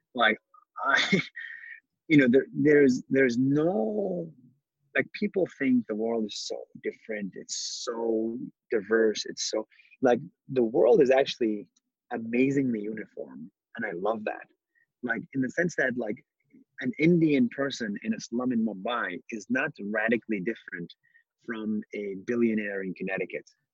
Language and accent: English; Israel; I was born in Israel, but I'm not Jewish.